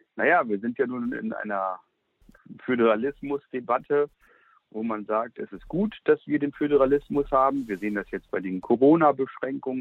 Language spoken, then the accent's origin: German; Lower Saxony, Germany; Ich bin ja nun kein Preußer, als Hannoveraner